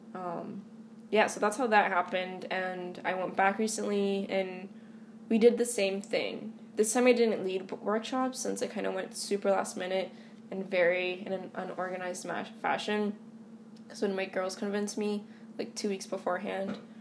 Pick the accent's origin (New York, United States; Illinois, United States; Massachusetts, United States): Massachusetts, United States; Boston; born and raised in Eastie, uh, meaning that I grew up, you know, in a Hispanic, Latino, Latinx um, majority neighborhood